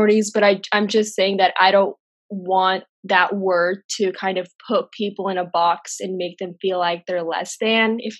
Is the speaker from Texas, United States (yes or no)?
yes; Texas, United States; also born or lived in Jordan; I'm a 22-year-old hijabi who was born and raised in Texas.